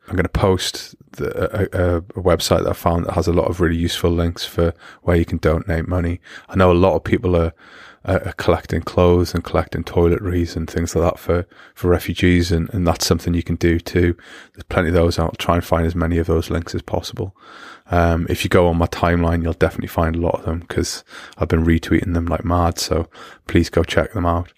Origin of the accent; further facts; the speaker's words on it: United Kingdom; now in Germany; as a British person